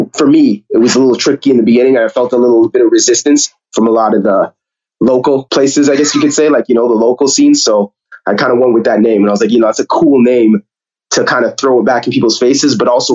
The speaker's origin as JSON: {"language": "English", "town": "Toronto", "region": "Ontario", "country": "Canada", "tie": "born or raised there", "said": "growing up in Toronto, to be honest with you, it's really, I would say it's, you know, it's always, again, good experience, great upbringing"}